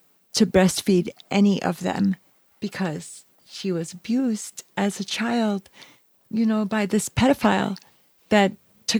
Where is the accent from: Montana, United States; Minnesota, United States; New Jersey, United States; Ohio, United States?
New Jersey, United States; also born or lived in Bronx, New York; I'm from the Bronx, raised in New Jersey